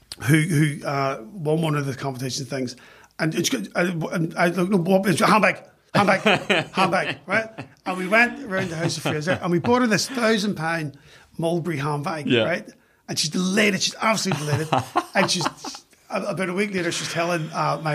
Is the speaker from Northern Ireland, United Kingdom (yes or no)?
yes; Belfast, Northern Ireland, United Kingdom; moved away as an adult; now in London, United Kingdom; a kid growing up in West Belfast